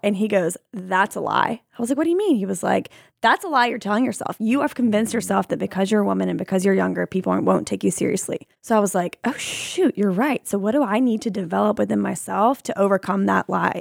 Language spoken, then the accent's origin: English; Alabama, United States; I grew up in Alabama, right? And so being a woman in the South